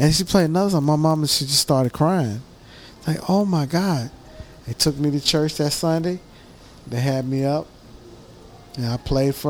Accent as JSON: {"language": "English", "town": "Corsicana", "region": "Texas", "country": "United States", "said": "I'm from Corsicana, Texas"}